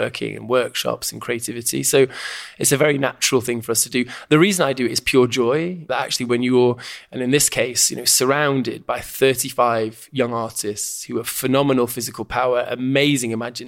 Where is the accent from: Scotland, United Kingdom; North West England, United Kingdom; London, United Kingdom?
North West England, United Kingdom; Stockport; I grew up in Stockport, just outside Manchester, in the 70s and early 80s.